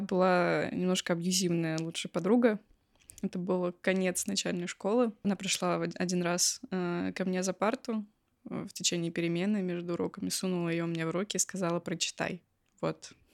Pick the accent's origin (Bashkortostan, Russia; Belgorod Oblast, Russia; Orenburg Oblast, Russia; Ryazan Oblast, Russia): Belgorod Oblast, Russia; Belgorod; из Белгорода